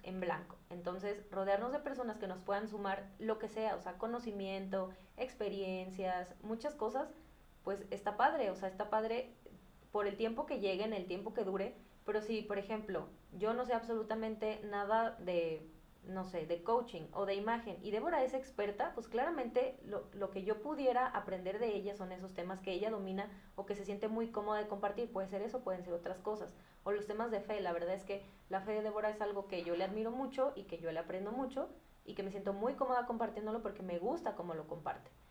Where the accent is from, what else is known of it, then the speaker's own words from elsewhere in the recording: Guadalajara, Jalisco, Mexico; yo soy de Guadalajara y aquí es muy común